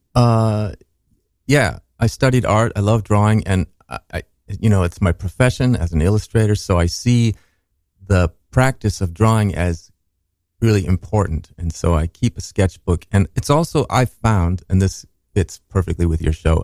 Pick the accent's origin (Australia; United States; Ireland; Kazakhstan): United States; Minneapolis, Minnesota; I said Minnesota, but we were in Minneapolis